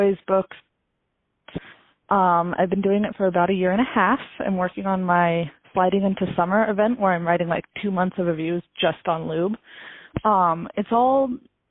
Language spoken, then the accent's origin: English; Lewistown, Montana, United States; also born or lived in Bozeman, Montana; I'm from Lewistown, Montana. It's a city of less than 6,000 people